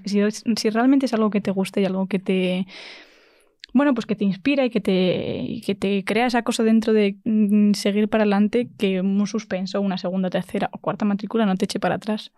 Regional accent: Madrid, Community of Madrid, Spain; soy de Madrid

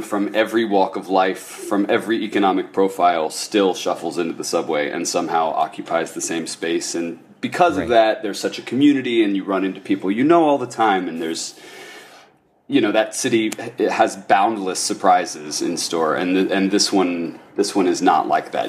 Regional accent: Ohio, United States; I'm from Ohio

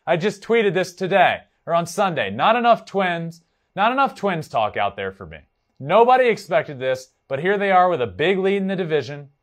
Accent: Richmond, Virginia, United States; I am from Richmond, Virginia. The triple A team for the Braves was ten minutes from my house.

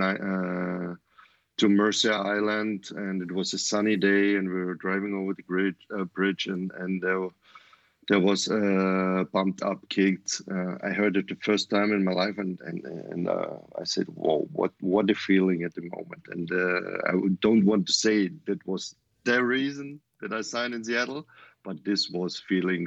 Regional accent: Voitsberg, Styria, Austria; English is a second language; moved away as an adult; also born or lived in Vienna, Austria / Greece / Germany / United States; My hometown is Voitsberg

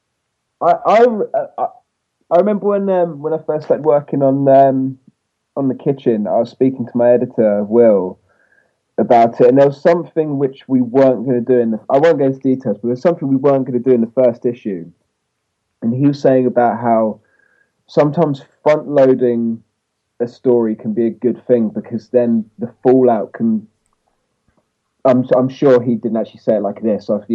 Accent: England, United Kingdom; I'm English

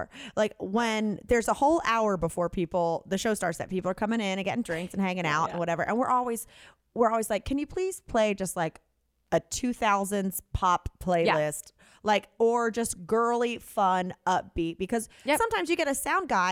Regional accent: North Carolina, United States; moved away; it's my home state

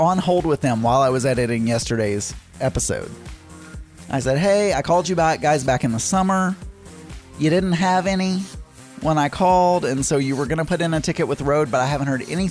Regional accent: Warren, United States; moved away; my hometown, Warren

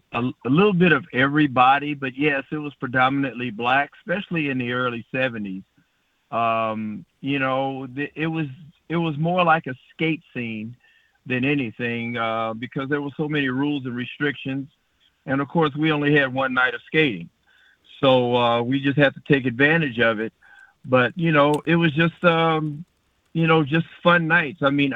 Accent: San Francisco, California, United States; Born and raised in San Francisco.

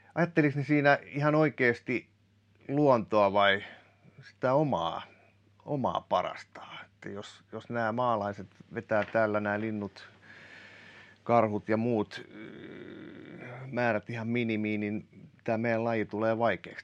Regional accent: Kotka, Kymenlaakso, Finland; also born or lived in Päijät-Häme; mä kun tuun Kotkasta

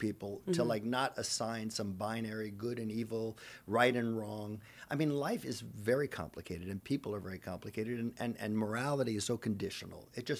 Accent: Long Island, New York, United States; I'm from Long Island.

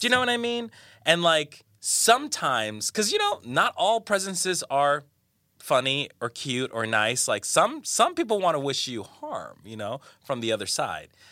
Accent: Colombia; moved away; I'm from Colombia, from South America

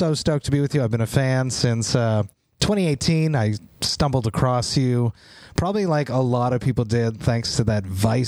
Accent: Montreal, Quebec, Canada; my hometown, Montreal

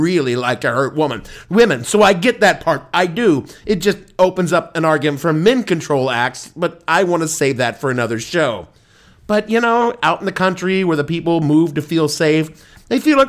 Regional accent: New York City, New York, United States; my hometown here in New York City

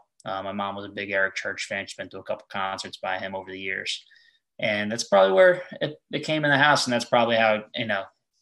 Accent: Colts Neck, New Jersey, United States; I'm 24 years old. I'm from Colts Neck, New Jersey.

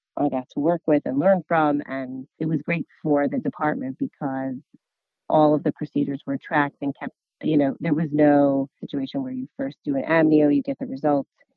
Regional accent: New Jersey, United States; I'm from New Jersey

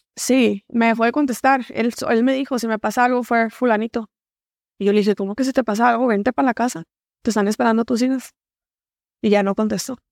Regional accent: Hermosillo, Sonora, Mexico; Soy originaria de aquí, de Hermosillo, Sonora. Este, de aquí, de aquí soy. Orgullosamente sonorense

